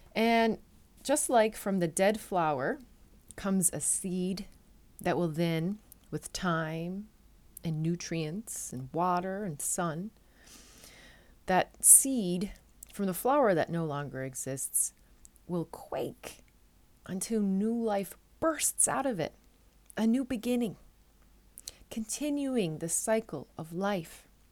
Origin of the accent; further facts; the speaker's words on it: Newfoundland and Labrador, Canada; now in Netherlands; I'm a Newfoundlander and Canadian coming to you from a city just south of Amsterdam in the Netherlands